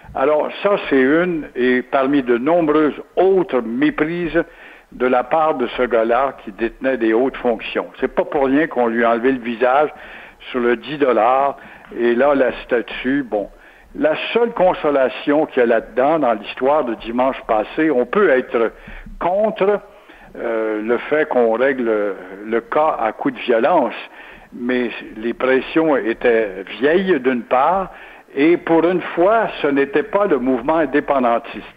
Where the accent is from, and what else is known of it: Quebec, Canada